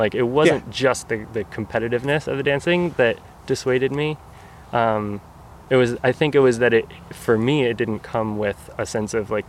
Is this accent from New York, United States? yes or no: yes; Oyster Bay, New York, United States; I'm from Oyster Bay, New York, which is like on Long Island, all the ways outside New York City.